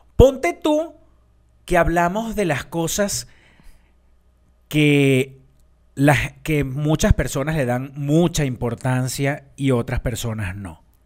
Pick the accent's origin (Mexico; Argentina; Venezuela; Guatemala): Venezuela; yo soy venezolana